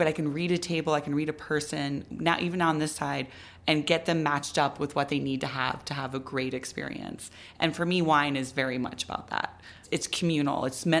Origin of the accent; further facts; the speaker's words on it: Midwest, United States; also born or lived in East Coast; now in Albuquerque, United States; I grew up in the Midwest